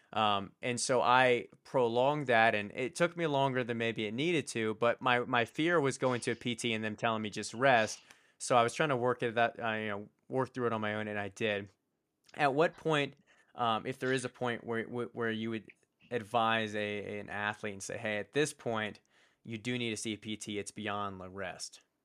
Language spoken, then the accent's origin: English; Richmond, Virginia, United States; it was a local university in where I grew up in Richmond, Virginia